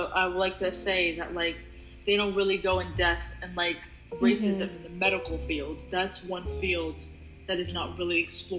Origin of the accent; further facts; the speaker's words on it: Massachusetts, United States; I'm from Massachusetts, right?